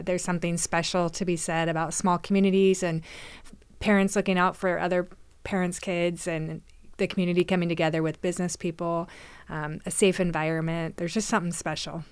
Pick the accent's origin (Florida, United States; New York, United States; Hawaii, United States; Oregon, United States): Oregon, United States; McMinnville; moved away as an adult; also born or lived in Newberg, Oregon; now in Canby, United States; I was born and raised in McMinnville, so another small town.